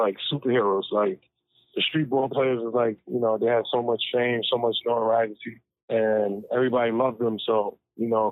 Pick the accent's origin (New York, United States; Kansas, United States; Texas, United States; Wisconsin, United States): New York, United States; also born or lived in Brooklyn, New York / Harlem, New York; I was born in Brooklyn. I moved to Harlem when I was 10 years old.